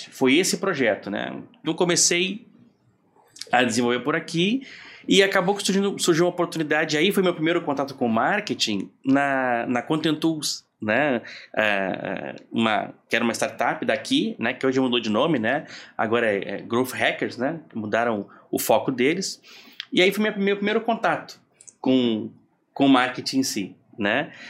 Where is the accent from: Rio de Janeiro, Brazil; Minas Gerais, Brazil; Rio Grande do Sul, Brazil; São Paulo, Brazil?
Rio Grande do Sul, Brazil; eu sou gaúcho e fui para logo que me formei fui convidado para é